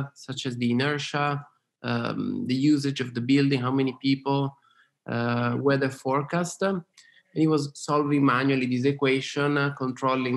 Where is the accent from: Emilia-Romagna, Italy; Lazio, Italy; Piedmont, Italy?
Piedmont, Italy; Turin; moved away as an adult; also born or lived in London / Austin, Texas; I was born in Torino, which is Northeast Italy.